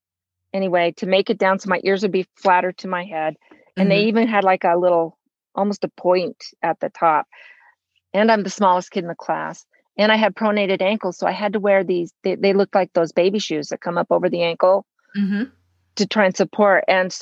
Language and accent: English; Los Angeles, California, United States; In Los Angeles. I grew up in Los Angeles. My dad was a professor at UCLA.